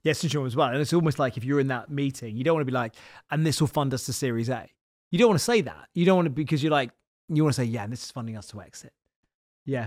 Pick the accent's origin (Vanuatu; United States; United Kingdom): United Kingdom; Isle of Wight, South East England; now in London, United Kingdom; I'm literally the most southern person you can be, 'cause I'm from the Isle of Wight.